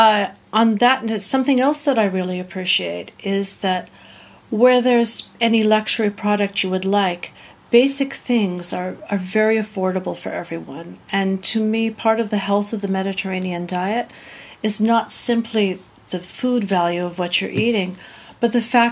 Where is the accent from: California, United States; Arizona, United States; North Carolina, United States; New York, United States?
New York, United States; New York City; moved away as an adult; also born or lived in Germany; now in Thessaloniki, Greece; we lived in my hometown, New York City, for 10 years